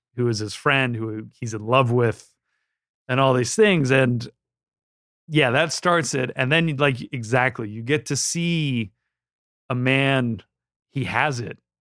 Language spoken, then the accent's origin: English; Southern California, United States; I grew up in Southern California